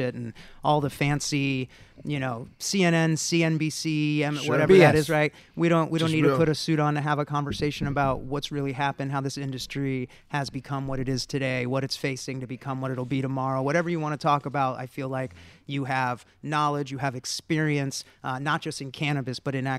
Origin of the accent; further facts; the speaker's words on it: San Diego, California, United States; also born or lived in East Coast; now in Los Angeles, United States; I grew up mostly in San Diego